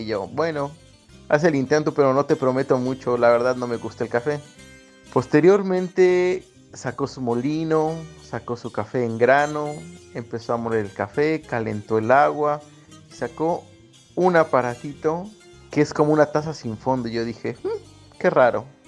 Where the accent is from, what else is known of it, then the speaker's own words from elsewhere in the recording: Mexico; moved away as an adult; now in San Sebastián, Spain; soy un mexicano que está viviendo en San Sebastián